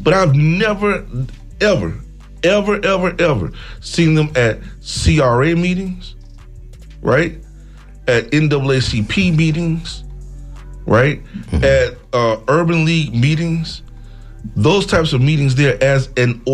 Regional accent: Tallahassee, Florida, United States; moved away; I'm from Tallahassee originally

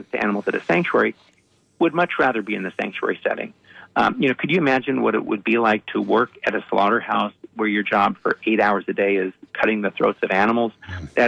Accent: Los Angeles, California, United States; I grew up in the Hollywood Hills, and there were wild animals

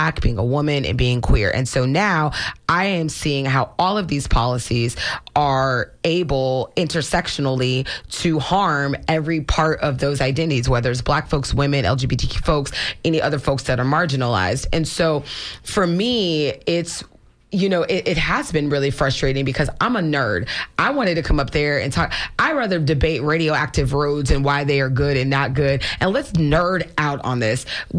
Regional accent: Florida, United States; I was born and raised in Florida. My family is multiple generations here

